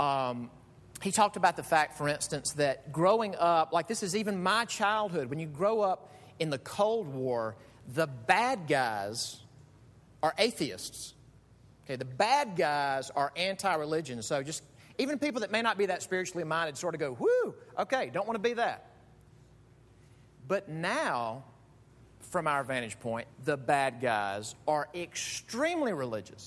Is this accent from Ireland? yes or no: no; Mississippi, United States; moved away; the church where I grew up in Mississippi